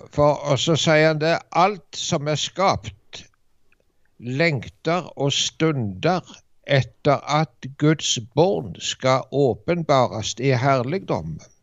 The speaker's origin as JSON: {"language": "Norwegian", "country": "Norway", "tie": "born or raised there", "said": "hjemme i Dubland."}